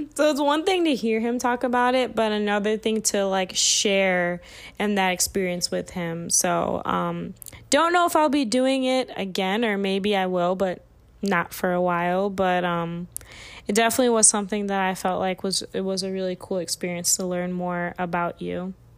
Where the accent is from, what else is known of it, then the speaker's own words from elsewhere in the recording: Illinois, United States; I'm from the Midwest, like, flat lands, like, we don't, we barely even have hills in Illinois.